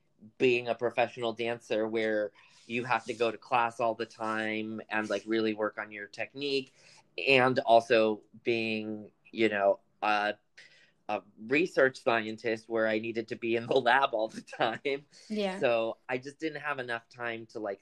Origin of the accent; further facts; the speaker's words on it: United States; first language Spanish; English is a second language; so my family's from the Dominican Republic. I was born here